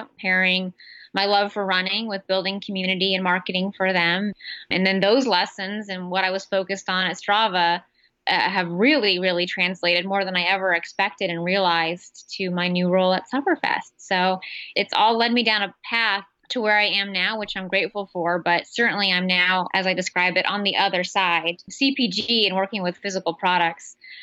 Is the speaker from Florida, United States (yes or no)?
no; San Francisco Bay Area, California, United States; also born or lived in Midwest; I grew up in the Bay Area. I'm a bit of a Silicon Valley brat.